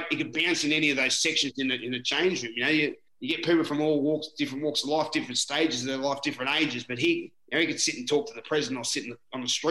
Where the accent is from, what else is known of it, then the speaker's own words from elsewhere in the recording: Newcastle, New South Wales, Australia; I'm halfback from Newcastle